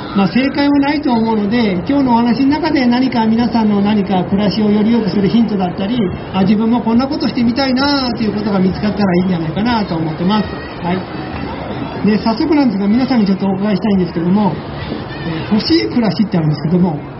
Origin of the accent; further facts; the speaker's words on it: Yokohama, Kanagawa, Japan; moved away as an adult; also born or lived in Kyoto; now in Kobe, Japan; 私あのもともと横浜の出身でかれこれ三十数年前に、えー、京都に引っ越してきて